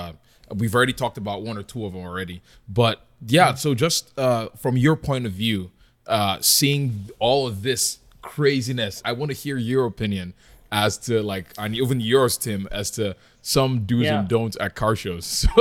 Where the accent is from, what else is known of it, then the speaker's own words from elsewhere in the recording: Nigeria; accent: Nigerian; Going back to our main topic of selection, which is do's and don'ts, or I said it with my Nigerian accent.